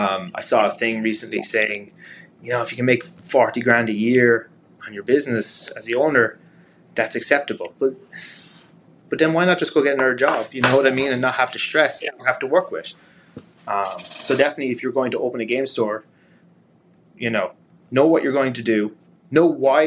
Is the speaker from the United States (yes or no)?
no; Ireland; But a big thing for me being Irish is travel, right?